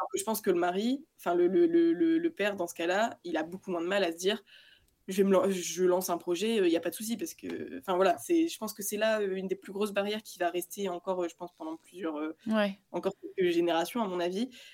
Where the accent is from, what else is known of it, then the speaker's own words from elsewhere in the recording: Lille, Hauts-de-France, France; moi je viens de Lille